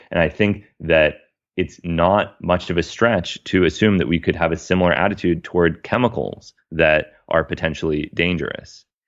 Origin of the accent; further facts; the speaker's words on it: United States; as a American